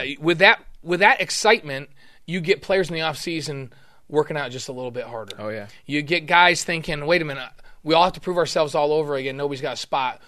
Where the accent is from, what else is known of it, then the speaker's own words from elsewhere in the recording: New York, United States; moved away; I grew up not liking Notre Dame at all. I'm from New York